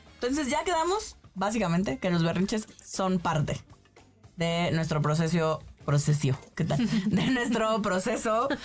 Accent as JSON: {"language": "Spanish", "town": "Hermosillo", "region": "Sonora", "country": "Mexico", "tie": "born or raised there", "moved": "yes", "said": "crecí en provincia"}